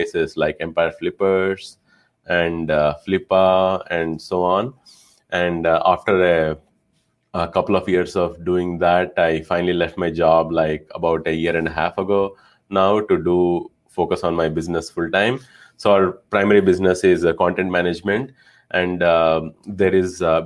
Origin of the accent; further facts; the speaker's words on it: India; moved away as an adult; now in United States; I was originally from India. I moved to the US back in 2009 for master's in industrial engineering